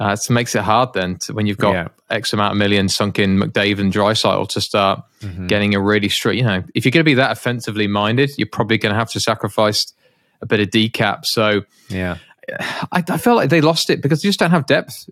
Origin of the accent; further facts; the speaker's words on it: United Kingdom; as a Brit